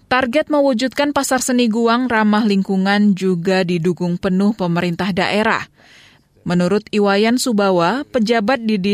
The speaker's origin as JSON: {"language": "Indonesian", "region": "Jakarta", "country": "Indonesia", "said": "Dari Jakarta."}